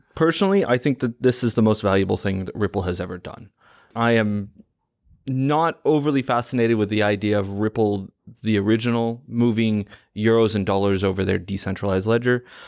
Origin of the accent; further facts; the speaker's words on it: United States; as an American